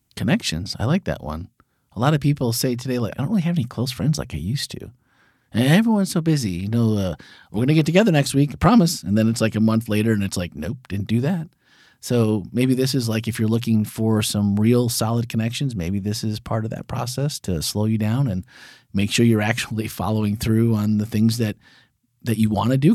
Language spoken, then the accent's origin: English; Wisconsin, United States; I grew up in Wisconsin, so there were dairy farms everywhere.